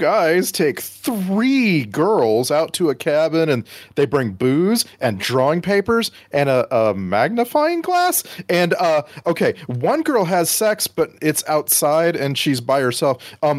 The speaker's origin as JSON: {"language": "English", "region": "Texas", "country": "United States", "tie": "born or raised there", "moved": "yes", "lives_now": "Irvine, United States", "said": "I grew up in Texas"}